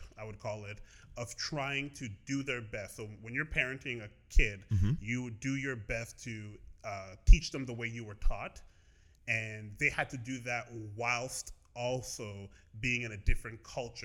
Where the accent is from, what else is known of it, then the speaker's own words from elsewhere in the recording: Brampton, Ontario, Canada; also born or lived in Edmonton, Alberta / Toronto; I grew up predominantly in Ontario